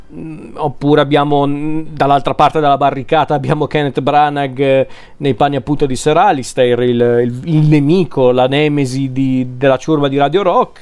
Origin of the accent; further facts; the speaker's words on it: Lombardy, Italy; sono lombardo